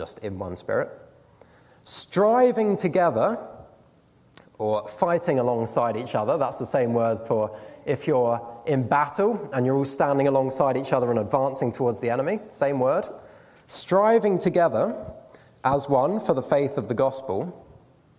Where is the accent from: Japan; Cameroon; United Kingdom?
United Kingdom; we're British